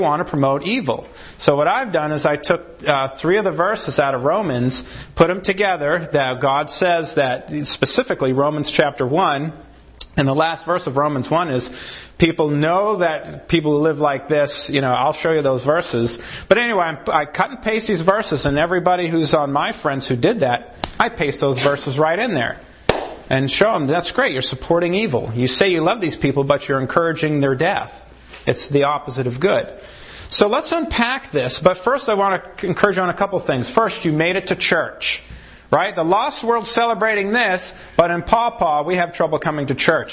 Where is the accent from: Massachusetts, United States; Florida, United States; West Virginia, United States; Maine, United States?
Maine, United States; I grew up in Maine.